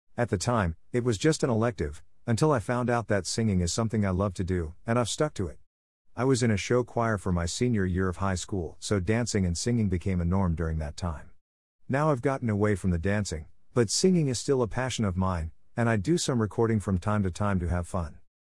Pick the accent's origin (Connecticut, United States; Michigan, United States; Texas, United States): Texas, United States; Wylie; also born or lived in Salinas, California; now in Plano, United States; I was born in Salinas, California and moved over to Wiley, Texas when I was about two years old. Now I live in the Plano, Texas area